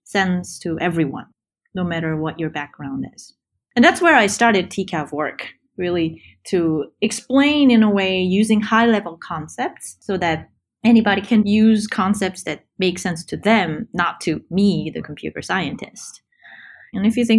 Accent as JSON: {"language": "English", "country": "South Korea", "tie": "born or raised there", "also_born_or_lived": "Cambridge, Massachusetts, United States", "moved": "as an adult", "lives_now": "San Francisco Bay Area, United States", "said": "I grew up in Korea, where computer science wasn't really a thing when I grew up there"}